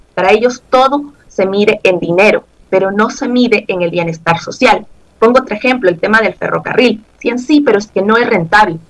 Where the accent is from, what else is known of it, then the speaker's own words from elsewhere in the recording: Ecuador; como ecuatorianos